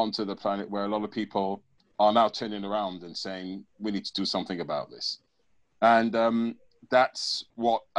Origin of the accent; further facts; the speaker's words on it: England, United Kingdom; growing up in England and being English, but having my West Indian heritage